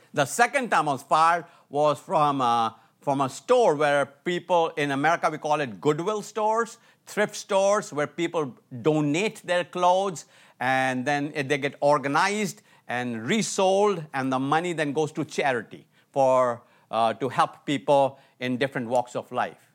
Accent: India; moved away as an adult; also born or lived in Atlanta, United States; I was from India, uh, living in Atlanta, U S A, going to college

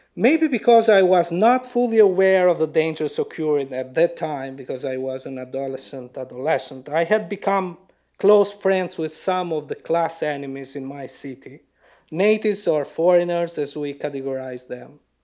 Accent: Lushnjë, Fier County, Albania; my hometown Lushnya and the villages around it

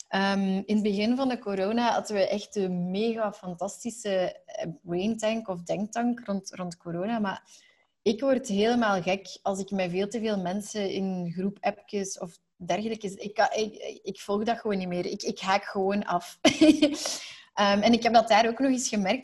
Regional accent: Belgium; zeker als Belgen, want wij als Belgen

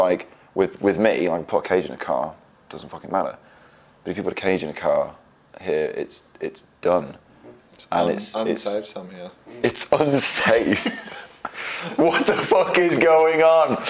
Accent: England, United Kingdom; being English, being typical English people, me and Jono

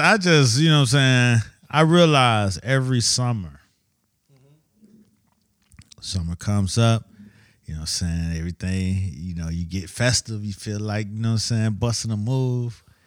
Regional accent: Miami, Florida, United States; moved away; I'm from Miami, so you know what I'm saying? You know, I didn't have fall and winter

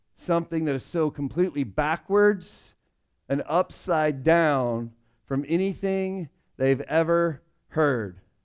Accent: United States; I'm a Christian who just happened to be born in America

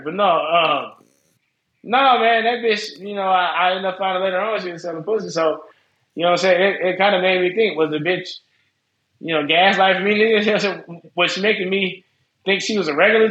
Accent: Las Vegas, Nevada, United States; Well, I'm from Vegas. We're in Vegas.

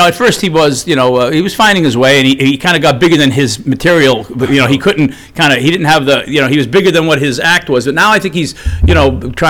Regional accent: Arlington, Massachusetts, United States; I was from Arlington, Mass

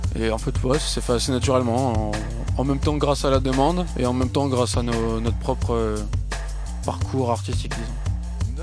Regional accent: near Lille, Hauts-de-France, France; même de, à côté de Lille

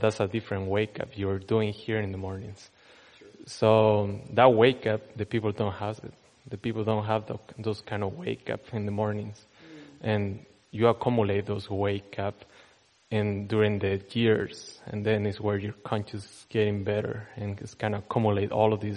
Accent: Chile; moved away; I'm from Chile

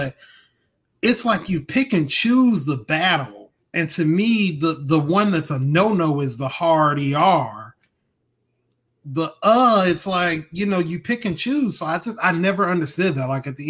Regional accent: Mississippi, United States; I'm from Mississippi.

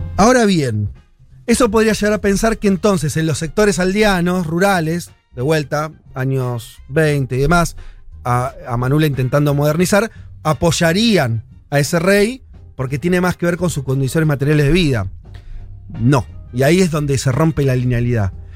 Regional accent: Argentina; nosotros somos argentinos

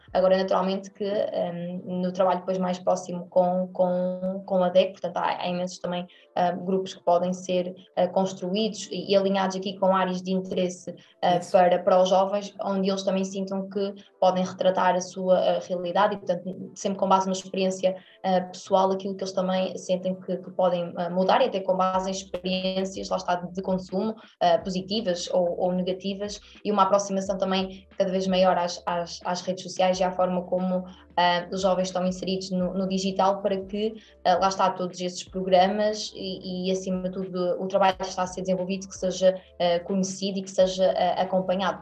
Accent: Aveiro, Centro, Portugal; moved away as an adult; also born or lived in Porto; eu sou estudante deslocada, portanto eu sou, sou, sou da Aveiro e depois fui para o Porto

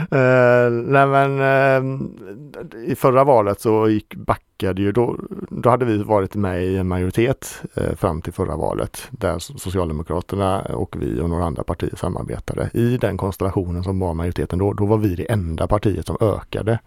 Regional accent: Ale, Västra Götaland, Sweden; jag kommer från Ale

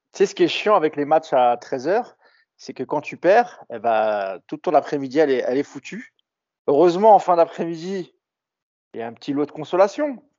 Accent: Paris, Île-de-France, France; mais en tant que Parisien, je me dis, voilà, c'est surtout aux Marseillais de leur, rendre, de leur rendre hommage

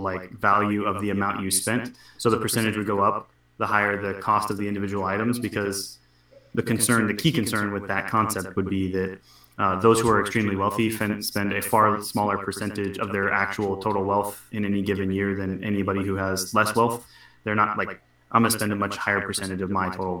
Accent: Washington, United States; I'm from Washington State

